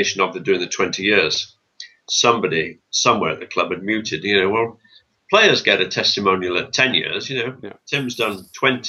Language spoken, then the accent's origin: English; Bolton, North West England, United Kingdom; moved away; also born or lived in Norwich; I'm from Bolton